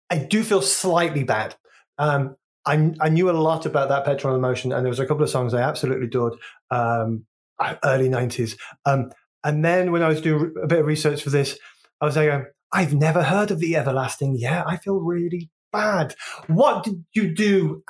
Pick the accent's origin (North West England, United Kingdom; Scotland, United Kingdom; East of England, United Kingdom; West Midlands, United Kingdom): West Midlands, United Kingdom; Wolverhampton; moved away as an adult; also born or lived in London / Brighton; growing up in Wolverhampton